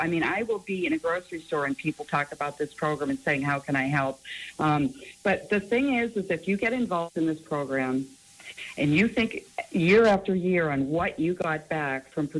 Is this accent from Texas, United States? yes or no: no; Erie, Pennsylvania, United States; I was born and raised in Erie.